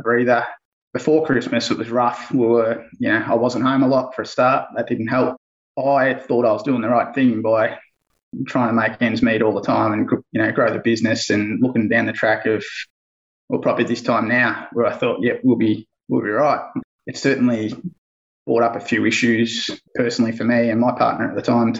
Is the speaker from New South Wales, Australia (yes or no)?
no; Bendigo, Victoria, Australia; I'm from Bendigo, Central Victoria.